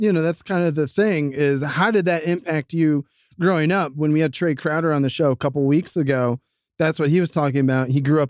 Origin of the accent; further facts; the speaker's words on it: Ohio, United States; I'm from Ohio.